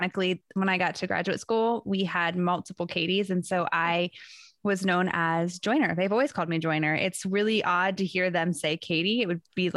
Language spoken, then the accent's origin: English; Ohio, United States; I am a proud Ohioan, and I currently live outside of Cleveland, Ohio.